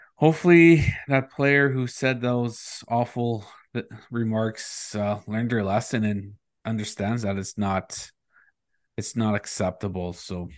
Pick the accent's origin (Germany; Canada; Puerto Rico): Canada; Northern Ontario; moved away; growing up in Northern Ontario